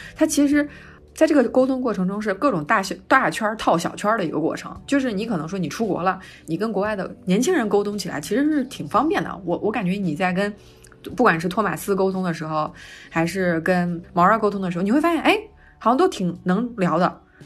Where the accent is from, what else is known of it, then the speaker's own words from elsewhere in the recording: China; 我们中国人